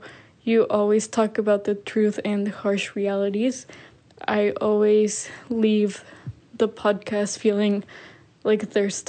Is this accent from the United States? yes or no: no; Mexico City, Mexico; I'm from Mexico City